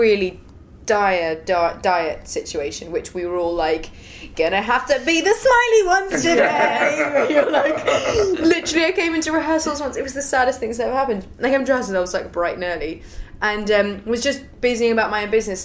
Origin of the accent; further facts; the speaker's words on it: England, United Kingdom; I'm English